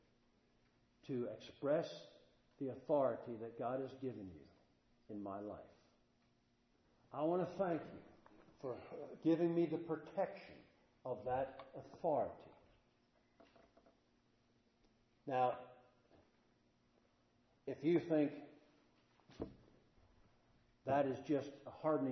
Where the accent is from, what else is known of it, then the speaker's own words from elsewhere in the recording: Statesboro, Georgia, United States; I'm from Statesboro